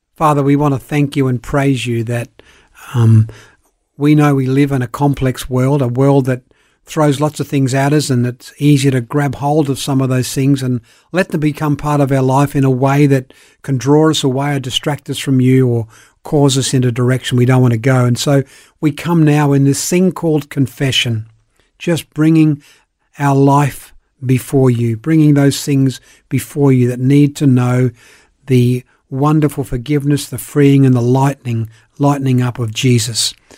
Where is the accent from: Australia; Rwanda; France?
Australia; Elizabeth, South Australia; also born or lived in Belfast, Northern Ireland / Perth / Sydney; I grew up in Elizabeth, played a lot of sport, was with high school, went to university